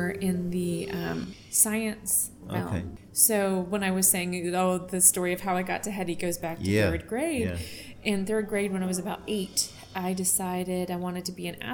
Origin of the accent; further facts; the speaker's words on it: Virginia, United States; I'm from Virginia